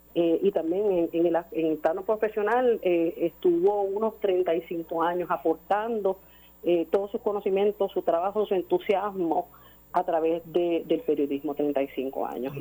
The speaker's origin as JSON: {"language": "Spanish", "country": "Puerto Rico", "said": "como ciudadanos, como puertorriqueños"}